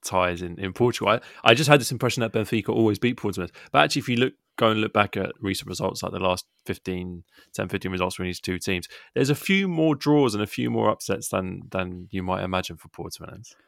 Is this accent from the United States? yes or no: no; England, United Kingdom; we're English guys doing this podcast